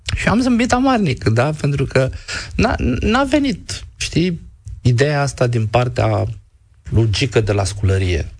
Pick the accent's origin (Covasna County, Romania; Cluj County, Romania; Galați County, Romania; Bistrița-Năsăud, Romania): Galați County, Romania; Galați; moved away; eu sunt gălățean.